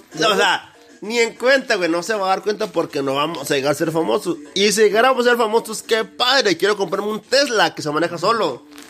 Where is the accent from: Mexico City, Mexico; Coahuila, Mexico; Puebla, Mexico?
Coahuila, Mexico; Saltillo; yo soy de Saltillo, Coahuila y son tres calles